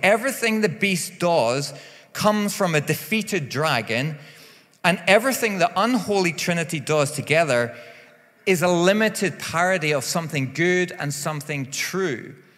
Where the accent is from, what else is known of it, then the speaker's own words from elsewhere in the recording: Northern Ireland, United Kingdom; I am from Northern Ireland